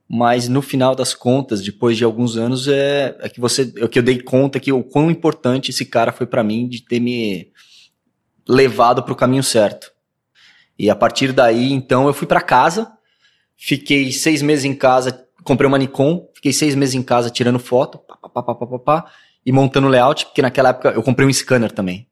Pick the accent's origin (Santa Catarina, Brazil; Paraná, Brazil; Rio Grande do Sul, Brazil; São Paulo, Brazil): São Paulo, Brazil; Santos; moved away as an adult; now in São Paulo, Brazil; Fui para Santos com 5, 5, 6 anos de idade. E daí eu vivi minha, minha infância em Santos. Praticamente sou de Santos.